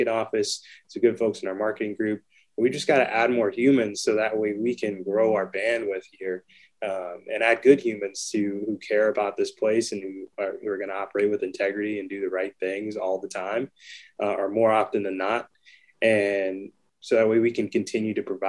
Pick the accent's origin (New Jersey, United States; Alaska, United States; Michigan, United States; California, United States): California, United States; Fontana; also born or lived in Claremont, California; So I grew up in Fontana a majority of my life.